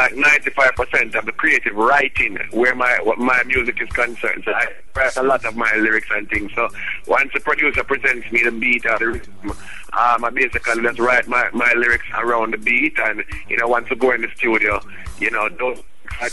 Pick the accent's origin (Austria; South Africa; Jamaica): Jamaica; Kingston; I'm direct from Kingston, Jamaica, straight out of the rock